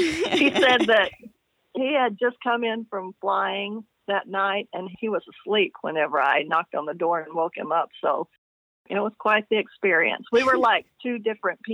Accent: Little Rock, Arkansas, United States; moved away as an adult; also born or lived in Sheridan, Arkansas; I was born in Little Rock, Arkansas. I grew up there until I was about 13 years old

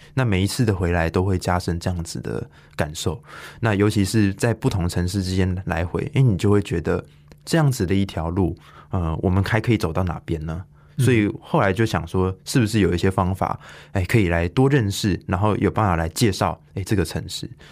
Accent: Taichung, Taiwan; also born or lived in Hsinchu; 作为一个台中人

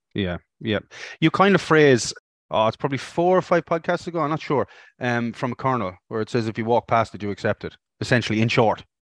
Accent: Ireland; moved away as an adult; now in Australia; ended up back in Ireland

